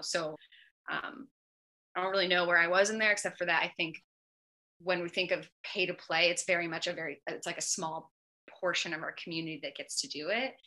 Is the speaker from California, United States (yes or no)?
yes; Northern California, United States; I'm from California. I'm from Northern California